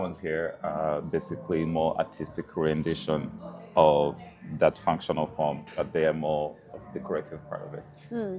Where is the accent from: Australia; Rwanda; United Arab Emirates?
Rwanda; now in North Dakota, United States; from Rwanda, from my home country